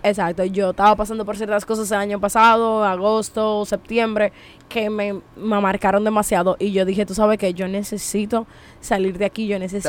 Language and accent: Spanish; Monte Cristi, Dominican Republic; soy de pueblo soy de Montecristi de Jabón